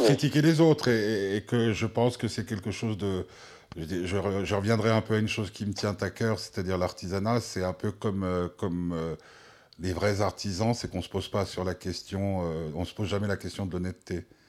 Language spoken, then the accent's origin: French; Switzerland; chez nous en Suisse